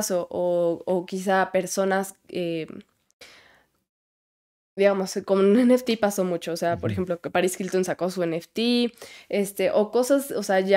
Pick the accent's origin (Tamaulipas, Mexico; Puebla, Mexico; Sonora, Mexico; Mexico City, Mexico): Puebla, Mexico; De Puebla.